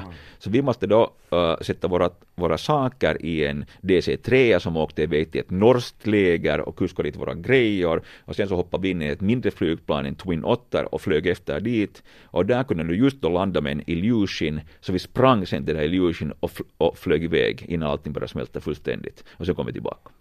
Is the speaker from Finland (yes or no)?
yes; Finland; vi är från Finland